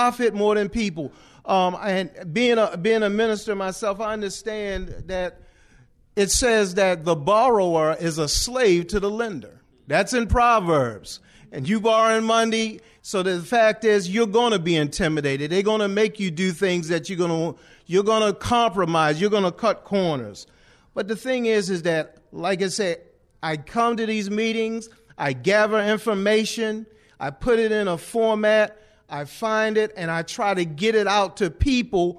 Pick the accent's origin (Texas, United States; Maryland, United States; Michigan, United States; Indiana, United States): Maryland, United States; Baltimore; moved away as an adult; now in Somerset County, United States; I'm originally from Baltimore, Maryland, and I moved down here